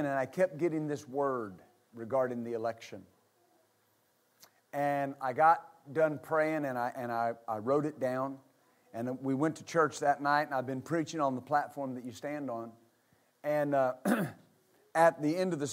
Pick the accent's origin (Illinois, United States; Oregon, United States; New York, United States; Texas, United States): Texas, United States; West; I was raised in West Texas.